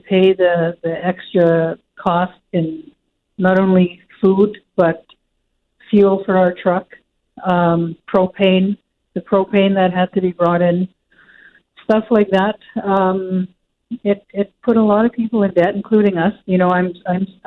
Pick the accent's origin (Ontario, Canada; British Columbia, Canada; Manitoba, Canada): Manitoba, Canada; Churchill; growing up in Churchill, you hear those yard engines